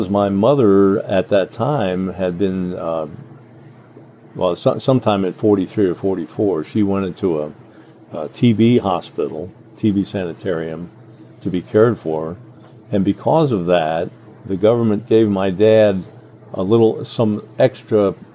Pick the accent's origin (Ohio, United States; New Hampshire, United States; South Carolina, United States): Ohio, United States; Cincinnati; also born or lived in Newport, Kentucky; I was pretty much raised in Ohio, but born in Kentucky. Only spent about 5 or 6 years there. We moved to Cincinnati in 1942